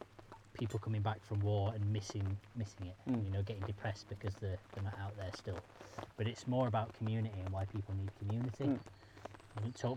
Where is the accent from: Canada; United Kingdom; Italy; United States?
United Kingdom; Sheffield, Yorkshire and the Humber; accent: Sheffield